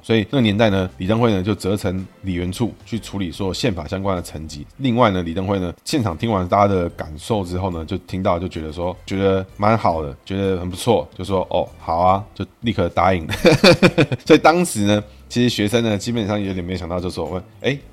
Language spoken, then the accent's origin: Chinese; Taiwan; 我们台湾人